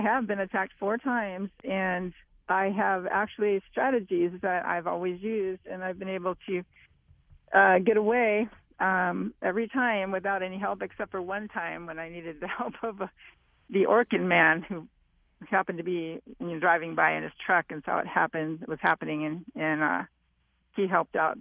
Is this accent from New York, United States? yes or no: no; Southern California, United States; I'm from Southern California.